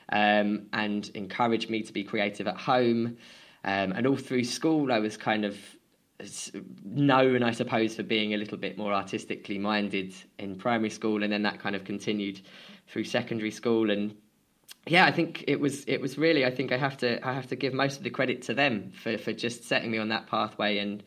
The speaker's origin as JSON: {"language": "English", "country": "United Kingdom", "tie": "born or raised there", "said": "I grew up just outside of London and sort of on the border of London and Essex."}